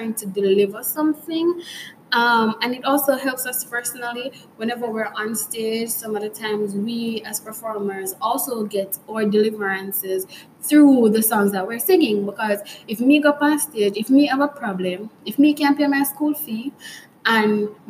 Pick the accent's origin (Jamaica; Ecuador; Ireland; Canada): Jamaica; we as Jamaicans, for me at least, as a Jamaican